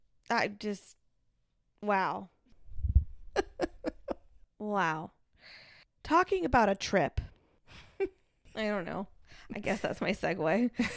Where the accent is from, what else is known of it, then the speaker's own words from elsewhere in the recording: Kansas, United States; I'm from Kansas.